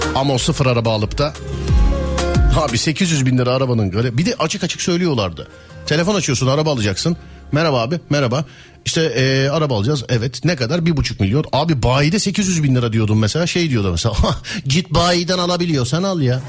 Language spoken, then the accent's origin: Turkish; Istanbul, Turkey; Benim doğup büyüdüğüm mahalle. Şişli Fulya